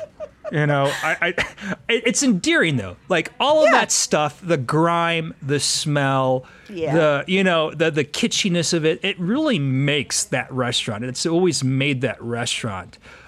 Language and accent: English; Denver, Colorado, United States; especially an iconic thing like this that is such a compass for a child's memory, you know, growing up in Denver